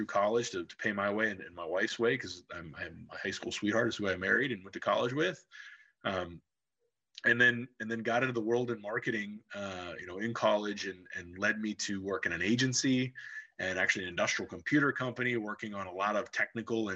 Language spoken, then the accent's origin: English; Cincinnati, Ohio, United States; also born or lived in Loveland, Ohio; I grew up in Cincinnati, Ohio